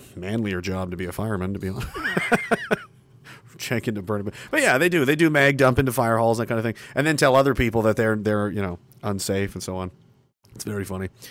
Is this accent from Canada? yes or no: yes; Canada; being a citizen of this country